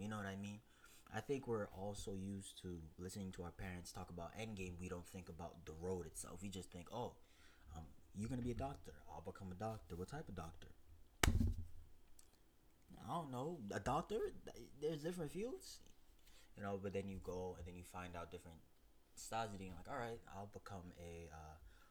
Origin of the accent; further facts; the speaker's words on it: New York City, New York, United States; Born and raised in Brooklyn